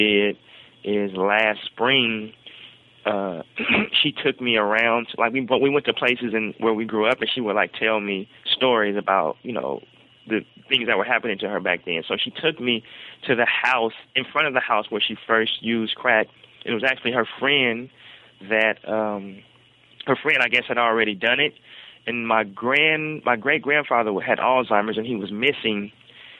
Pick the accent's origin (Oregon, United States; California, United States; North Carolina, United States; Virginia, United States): Oregon, United States; Portland; I was the first generation, I guess, of children in the family to be actually just born and raised in Portland